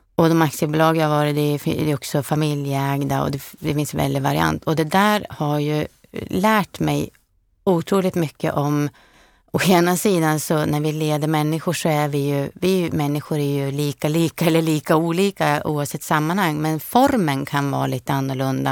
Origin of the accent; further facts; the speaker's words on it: Frösön, Jämtland, Sweden; moved away as an adult; also born or lived in Stockholm / Sörmland; Jag är ju född och uppvuxen på Frösön